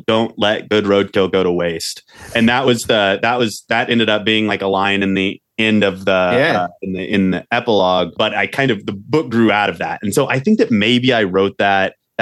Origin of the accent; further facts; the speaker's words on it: Oklahoma, United States; moved away as an adult; now in Montana, United States; I go back to Oklahoma